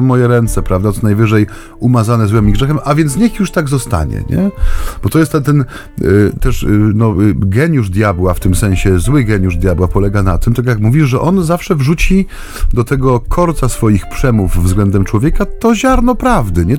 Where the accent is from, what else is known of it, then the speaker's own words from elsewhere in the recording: Silesian Voivodeship, Poland; U nas na Śląsku się właśnie tak często mówi